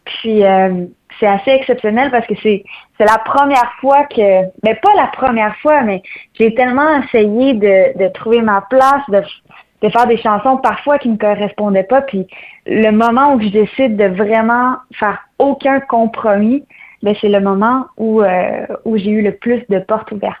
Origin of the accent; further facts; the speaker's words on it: Saint-Basile-le-Grand, Quebec, Canada; Je pars de loin, je pars du Québec plus précisément. Euh, je suis native de Saint-Basile-le-Grand